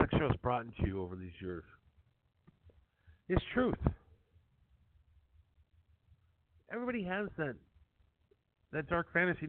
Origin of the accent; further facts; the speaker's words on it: Madison, Wisconsin, United States; moved away as an adult; also born or lived in New York; I grew up in Wisconsin